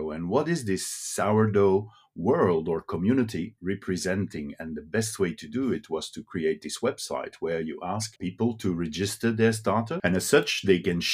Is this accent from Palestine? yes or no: no; Brussels, Brussels-Capital Region, Belgium; first language Dutch; English is a second language; I'm just a boy from Brussels. And in Brussels, you grow up in the streets. My both parents are Flemish speaking